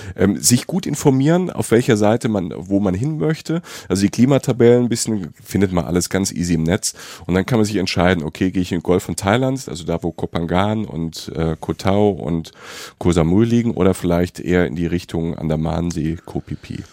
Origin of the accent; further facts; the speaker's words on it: Rhineland-Palatinate, Germany; Pfalz, um mal Werbung zu machen für meine Heimat.